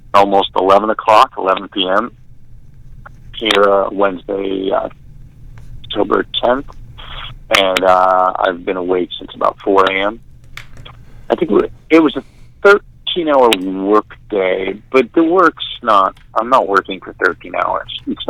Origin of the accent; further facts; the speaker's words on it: New York City, New York, United States; moved away; I am in the house that I grew up in Staten Island, New York